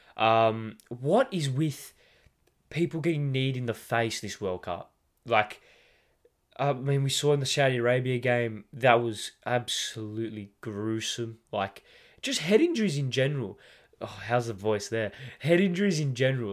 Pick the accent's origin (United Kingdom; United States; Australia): Australia; as an Australian